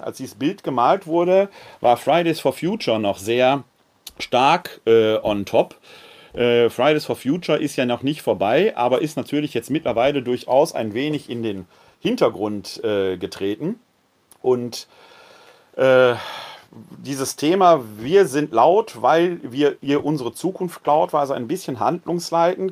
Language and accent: German; Ruhr area, North Rhine-Westphalia, Germany; now in Wuppertal, Germany; in meiner Heimat im Ruhrgebiet, Kohlemenschen